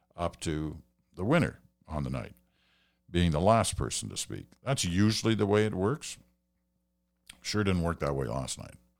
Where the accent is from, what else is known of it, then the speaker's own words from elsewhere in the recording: Stratford, Ontario, Canada; my hometown of Stratford, Ontario